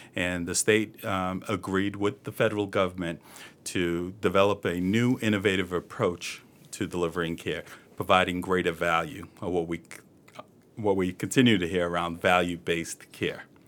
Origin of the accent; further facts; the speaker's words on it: Boston, Massachusetts, United States; I was born and raised in East Boston